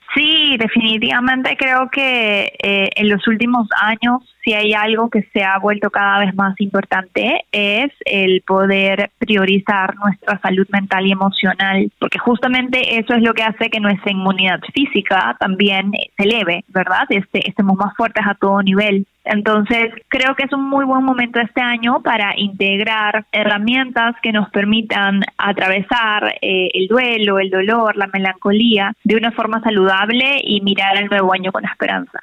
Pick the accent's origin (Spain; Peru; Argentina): Peru; now in Mexico; yo soy de Perú, pero yo vivo en México ahora